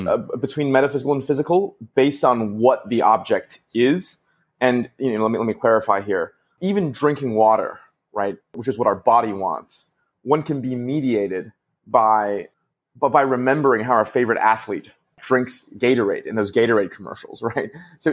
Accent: Vancouver, British Columbia, Canada; I grew up in Vancouver, and the wealthiest part of it was called, you know, West Vancouver.

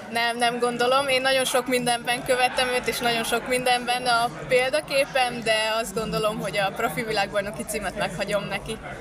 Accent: Sándorfalva, Csongrád-Csanád, Hungary; Egy kis városban nőttünk fel Sándorfalván

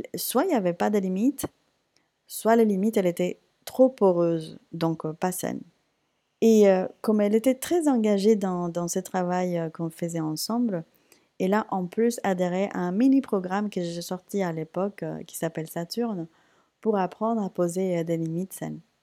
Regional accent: Puerto Rico; now in France; J'ai repris la salsa parce que c'est quelque chose que je faisais naturellement chez moi à Porto Rico

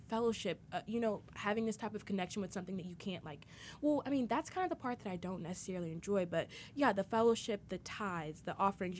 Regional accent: United States; I'm not American. I'll always be American, but I'm not into it

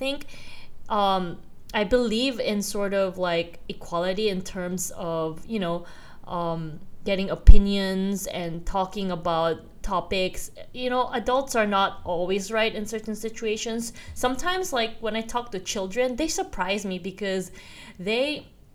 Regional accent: Philippines; moved away as an adult; also born or lived in South Korea; now in Australia; I am Korean by race, but I moved to the Philippines when I was maybe 6 years old

